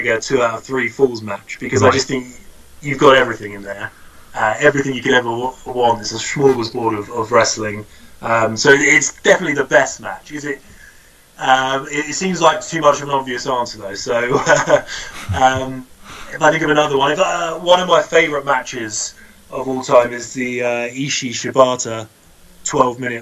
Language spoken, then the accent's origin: English; United Kingdom; as a British guy